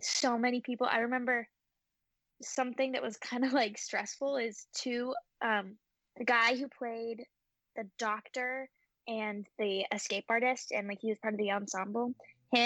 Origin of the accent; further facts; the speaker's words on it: Memphis, Tennessee, United States; Memphis is my hometown